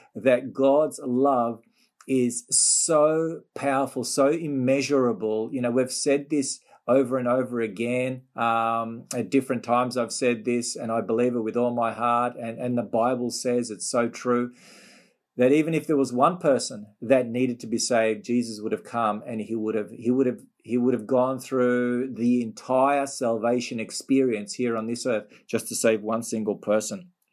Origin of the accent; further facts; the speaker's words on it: Melbourne, Victoria, Australia; Melbourne, my hometown.